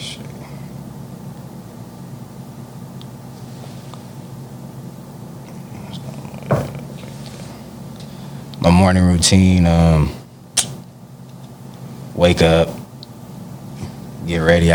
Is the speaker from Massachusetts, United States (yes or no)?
no; Stockton, California, United States; Growing up in Stockton